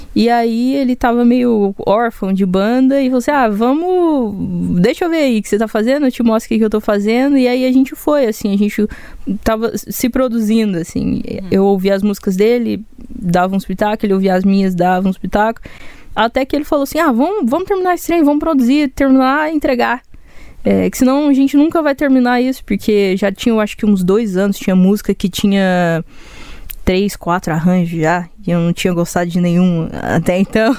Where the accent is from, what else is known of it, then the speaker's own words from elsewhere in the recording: Goiânia, Goiás, Brazil; que eu sou daqui. Saca? E eu sou muito daqui, olha meu sotaque